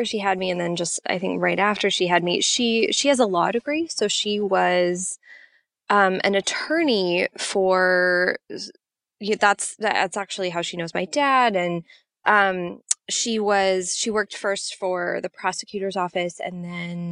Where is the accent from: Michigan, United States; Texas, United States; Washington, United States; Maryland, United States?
Washington, United States; Seattle; moved away as an adult; Yeah, I grew up in Seattle, Washington, where I am currently sitting, actually. Finally came home after a lot of years